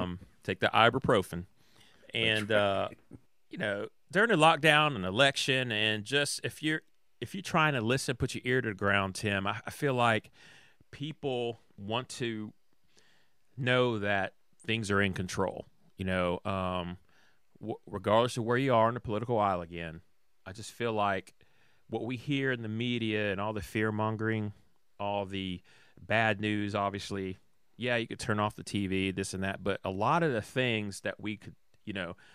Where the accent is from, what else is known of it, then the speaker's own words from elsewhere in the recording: Atlanta, Georgia, United States; You know, I was raised in Atlanta, Georgia.